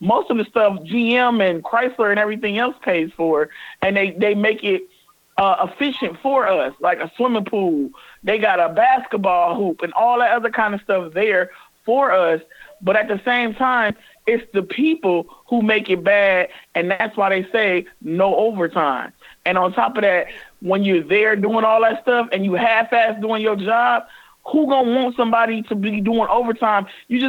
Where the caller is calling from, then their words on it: Toledo, Ohio, United States; I'm calling from Toledo, where the strike is actually going on.